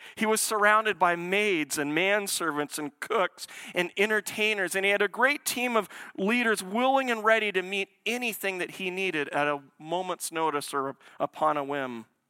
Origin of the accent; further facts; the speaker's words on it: Portland, Oregon, United States; Portland, it's where I was born.